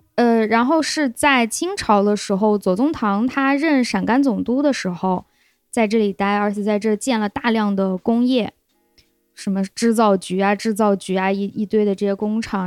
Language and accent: Chinese; Lanzhou, Gansu, China; 我们兰州人都知道一个都市传说